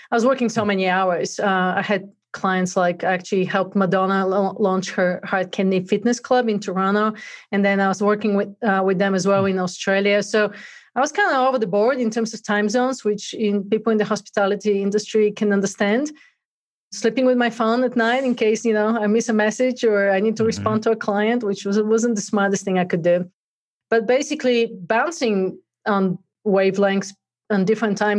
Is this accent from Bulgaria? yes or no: yes; Bulgaria; moved away as an adult; now in United States; I grew up in Bulgaria, actually, and came to the US in 96